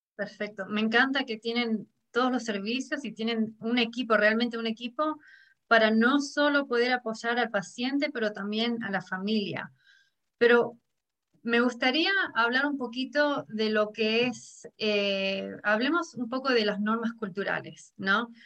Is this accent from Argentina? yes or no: yes; Argentina; now in High Point, United States; yo vengo de Argentina